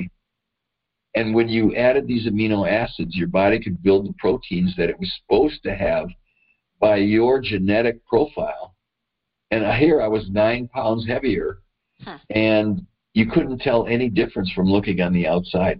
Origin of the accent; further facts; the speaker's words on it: Madison, Wisconsin, United States; I grew up in Madison, Wisconsin